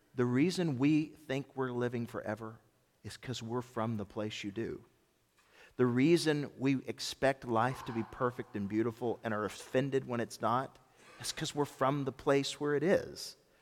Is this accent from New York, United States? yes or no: no; Memphis, Tennessee, United States; also born or lived in Germantown, Tennessee; When I was growing up in Memphis, my family moved to Memphis when I was eleven.